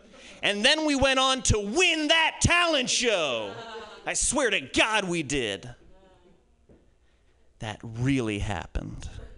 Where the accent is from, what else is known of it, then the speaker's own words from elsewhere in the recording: New York, United States; I'm from New York. Good.